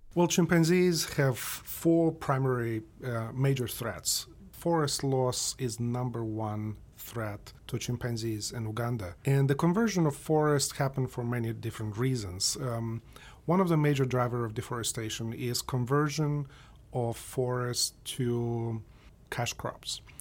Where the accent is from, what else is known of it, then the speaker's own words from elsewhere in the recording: Moldova; moved away; I grew up in Moldova